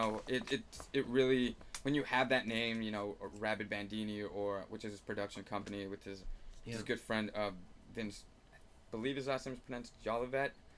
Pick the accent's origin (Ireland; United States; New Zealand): United States; Los Angeles, California; my hometown of Eagle Rock